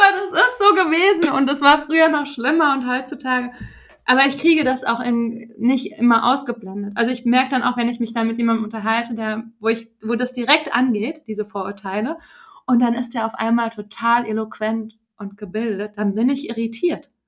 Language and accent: German; Frankfurt, Hesse, Germany; moved away; ich komme ja aus Frankfurt